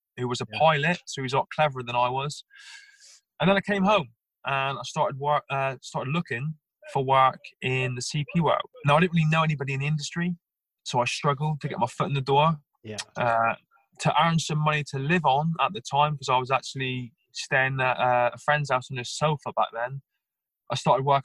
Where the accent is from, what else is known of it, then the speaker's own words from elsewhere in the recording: Plymouth, South West England, United Kingdom; I was born and bred in Plymouth